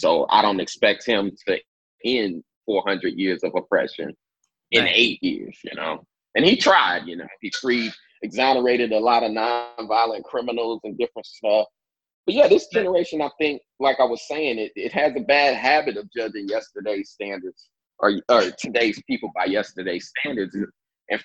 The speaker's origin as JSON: {"language": "English", "region": "Indiana", "country": "United States", "tie": "born or raised there", "also_born_or_lived": "Kansas", "said": "But then I was pretty much raised in Indiana."}